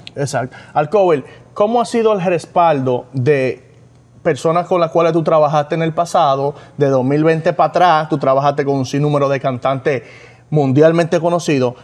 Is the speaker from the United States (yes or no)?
yes; New York, United States; Somos de Nueva York